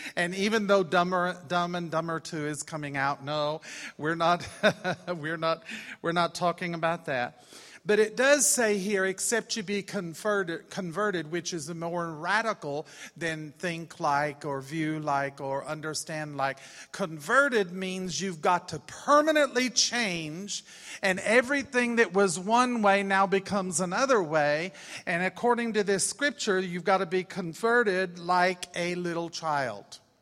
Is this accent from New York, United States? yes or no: no; Austin, Texas, United States; moved away as an adult; we're from Austin, Texas